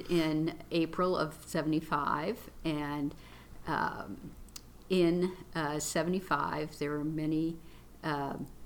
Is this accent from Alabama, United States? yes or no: no; South Bend, Indiana, United States; moved away as an adult; also born or lived in Grand Rapids, Michigan; now in Louisville, United States; I grew up in South Bend, Indiana, South Bend, Indiana.